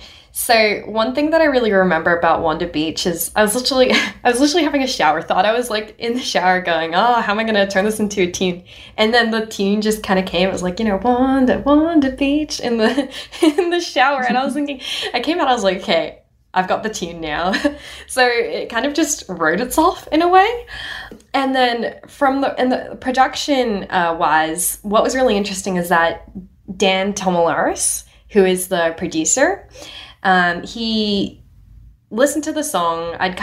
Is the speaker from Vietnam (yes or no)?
no; Hong Kong; born or raised there; also born or lived in India; now in Australia